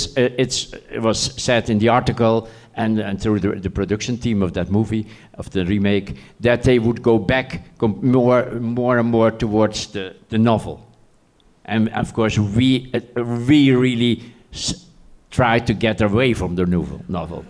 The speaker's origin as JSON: {"language": "English", "town": "The Hague", "region": "South Holland", "country": "Netherlands", "tie": "born or raised there", "said": "I lived in The Hague"}